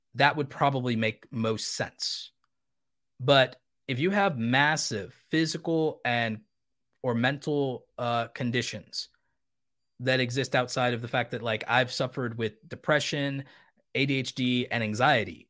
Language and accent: English; United States; I was born in America